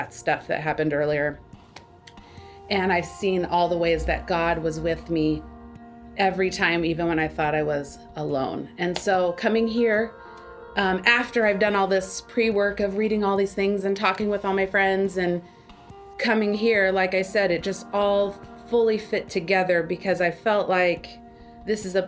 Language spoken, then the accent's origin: English; Tacoma, Washington, United States; I grew up in Tacoma